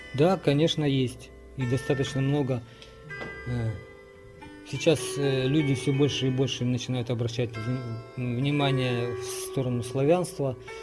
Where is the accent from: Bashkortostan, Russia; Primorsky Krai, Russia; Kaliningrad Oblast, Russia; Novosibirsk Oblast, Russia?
Primorsky Krai, Russia; Razdolnoye; Родился я в Приморском крае в поселке Раздольном